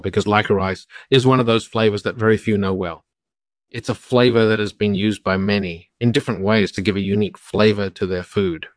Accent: Oklahoma, United States; also born or lived in Texas; I was born in Texas and grew up in Oklahoma.

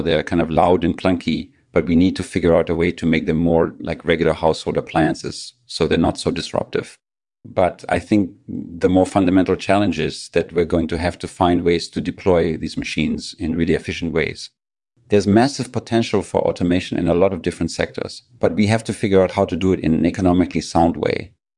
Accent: Northern California, United States; I'm from Northern California.

